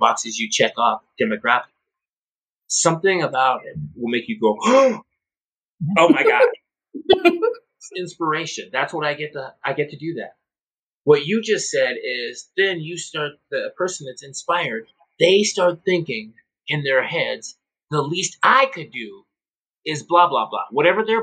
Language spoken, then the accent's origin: English; North Dakota, United States; moved away; I'm from North Dakota